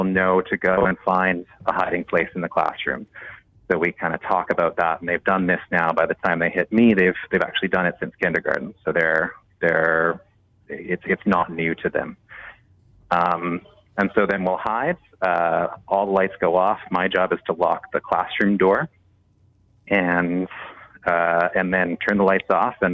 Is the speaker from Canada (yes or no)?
yes; Canada; as a Canadian teacher